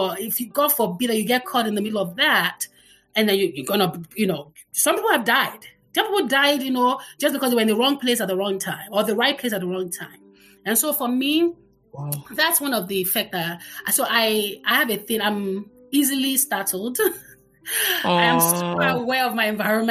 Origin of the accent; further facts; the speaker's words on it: Lagos, Nigeria; growing up in the Butemeta was really nice.